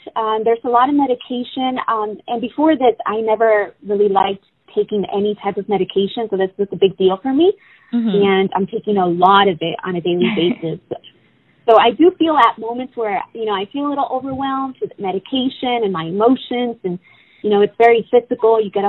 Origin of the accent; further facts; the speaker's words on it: Oxnard, California, United States; also born or lived in Mexico; Well, I was born in Mexico. I grew up in Oxnard, California.